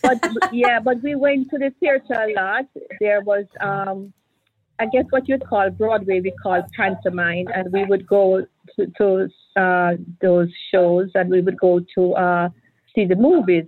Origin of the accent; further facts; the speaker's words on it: Kingston, Jamaica; moved away as an adult; now in Miami, United States; I'm I'm Jamaican